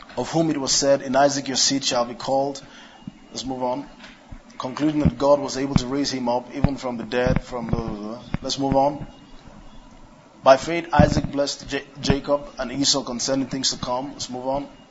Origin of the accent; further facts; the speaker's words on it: Kano, Kano State, Nigeria; I was born in Kano, grew up in Kano